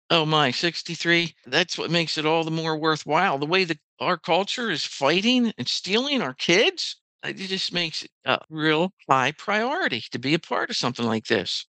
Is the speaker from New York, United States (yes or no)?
no; Lancaster County, Pennsylvania, United States; I was born right here in Lancaster County into a Christian home